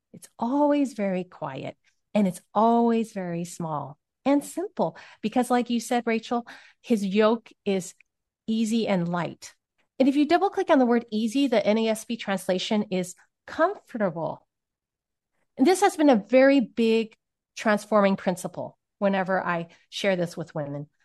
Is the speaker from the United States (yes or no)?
yes; Silicon Valley, California, United States; I grew up in Silicon Valley